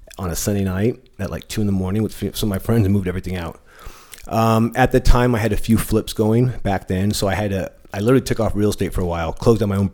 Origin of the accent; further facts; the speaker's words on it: San Diego, California, United States; also born or lived in East County, San Diego; I'm born and raised in San Diego. I've been here. I'm 41 years old. Grew up in South Bay in San Isidro